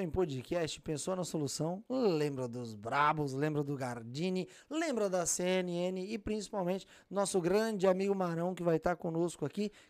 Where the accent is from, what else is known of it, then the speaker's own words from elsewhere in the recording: São Paulo, Brazil; now in Boston, United States; Eu sou de São Paulo